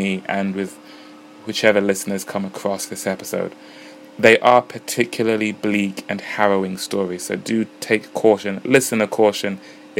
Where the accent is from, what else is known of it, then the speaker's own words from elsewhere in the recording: Uganda; I am from Uganda